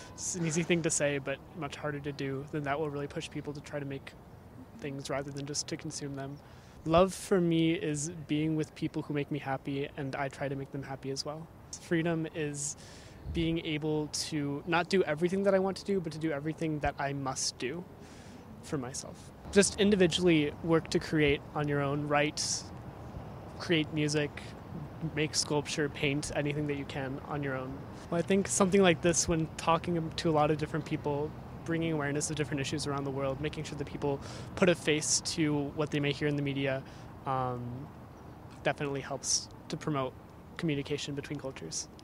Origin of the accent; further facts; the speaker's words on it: United States; I'm from the United States